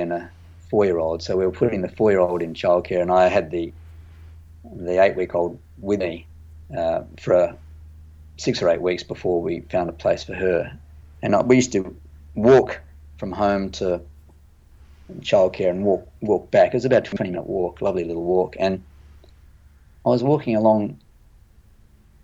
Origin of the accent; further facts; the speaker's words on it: Adelaide, South Australia, Australia; moved away; also born or lived in Pittsburgh; I grew up in Adelaide